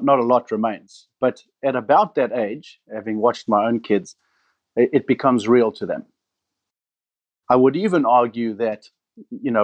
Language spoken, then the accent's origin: English; Namibia; also born or lived in Cape Town, South Africa; I was born and raised in Namibia